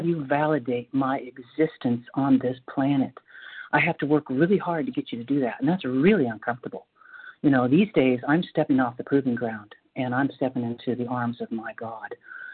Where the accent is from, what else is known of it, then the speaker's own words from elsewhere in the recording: North Carolina, United States; I'm from North Carolina.